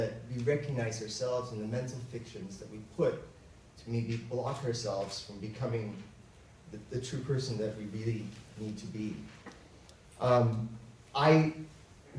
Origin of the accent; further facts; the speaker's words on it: Philippines; moved away; I grew up in the Philippines, where there was a Filipino superstition